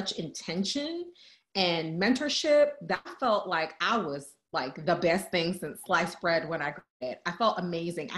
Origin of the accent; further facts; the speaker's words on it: New York City, New York, United States; moved away; I'm originally from the Bronx, I'm from New York